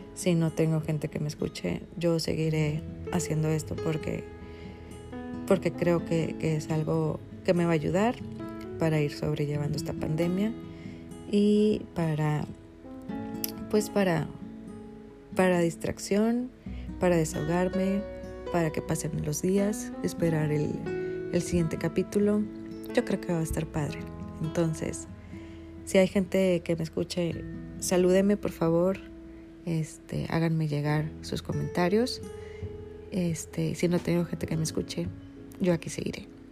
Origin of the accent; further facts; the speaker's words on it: Monterrey, Nuevo León, Mexico; soy regia, soy regia de nacimiento